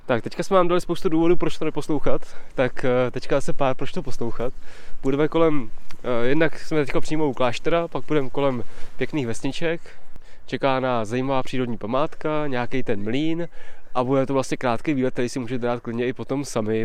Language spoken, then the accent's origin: Czech; Touškov area, Plzeň Region, Czechia; krajem mého dětství, eh, kolem Čemín, Touškova